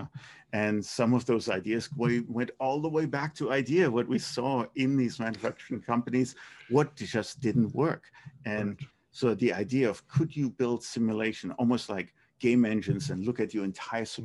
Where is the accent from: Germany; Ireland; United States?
Germany; moved away; my hometown in Germany.